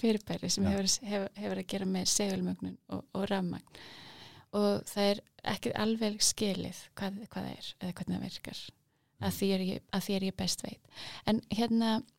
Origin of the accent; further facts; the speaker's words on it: Kópavogur, Capital Region, Iceland; ég ólst upp í Kópavægi